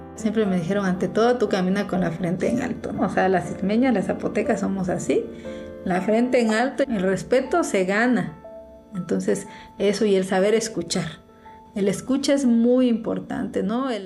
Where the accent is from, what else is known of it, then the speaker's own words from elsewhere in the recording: Unión Hidalgo, Oaxaca, Mexico; also born or lived in Puebla; soy reportera zapoteca, nací en Unión Hidalgo, Oaxaca